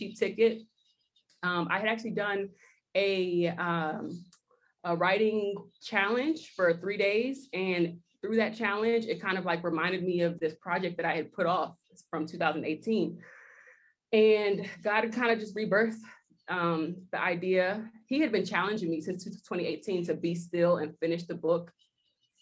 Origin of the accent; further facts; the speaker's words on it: Houston, Texas, United States; also born or lived in Maryland; now in Costa Rica; I grew up in Houston.